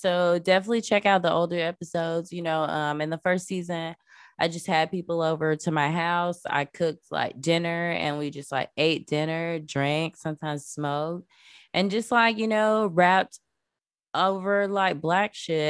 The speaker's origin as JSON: {"language": "English", "region": "the South", "country": "United States", "tie": "born or raised there", "said": "I was born and raised in the South, so obviously like, I grew up like popping is what we used to call it when we were little."}